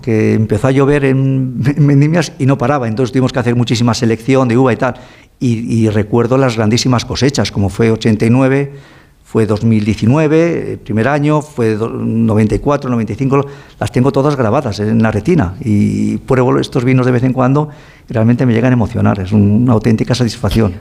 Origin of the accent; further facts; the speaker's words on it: Ribera del Duero, Castile and León, Spain; Yo nací en la Ribera del Duero, como dice mi madre, eh, naciste casi debajo de una planta, debajo de una cepa